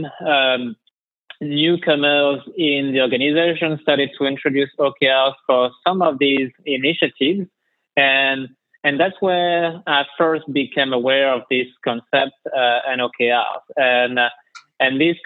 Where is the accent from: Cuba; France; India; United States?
France; as you can tell from my accent, I'm originally from France.